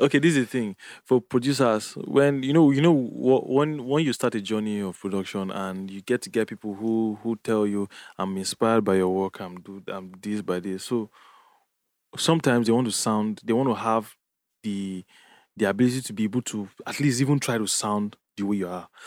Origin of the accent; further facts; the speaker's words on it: Jos, Plateau, Nigeria; moved away; growing up in Jos